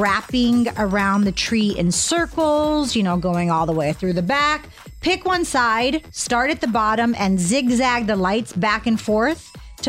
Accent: Pittsburgh, Pennsylvania, United States; moved away; Pittsburgh, where I'm from

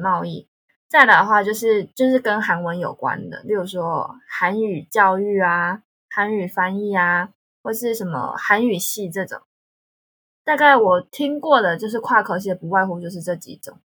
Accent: Taiwan; accent: Taiwanese accent; moved away as an adult; now in South Korea; 我是台湾人

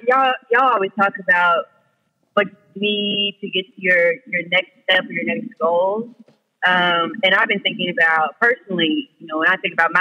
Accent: Dallas, Texas, United States; I'm from Dallas.

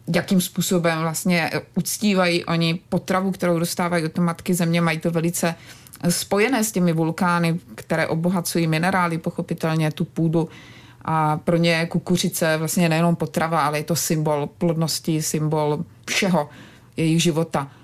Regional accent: Brno, South Moravian Region, Czechia; vyrůstala jsem vlastně v Brně

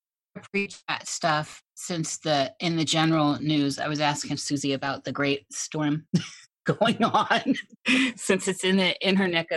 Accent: Midwest, United States; As a Midwesterner

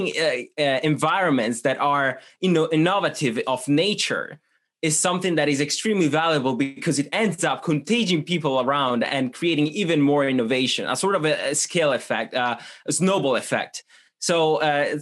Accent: Switzerland; English is a second language; moved away as an adult; also born or lived in Italy / University of Michigan; now in London, United Kingdom; I'm originally from Italy. However, I grew up in Switzerland, so sort of a international profile there

